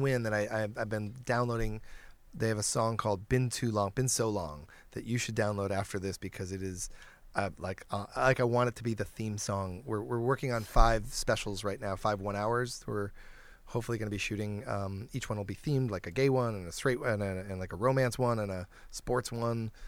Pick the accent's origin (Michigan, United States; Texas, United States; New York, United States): Michigan, United States; Detroit; I grew up in Detroit.